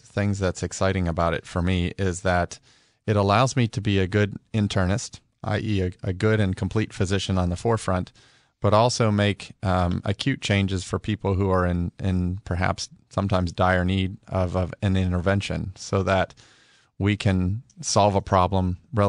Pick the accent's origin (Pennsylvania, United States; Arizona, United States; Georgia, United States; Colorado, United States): Pennsylvania, United States; Pittsburgh; Well, I'm originally from Pittsburgh, Pennsylvania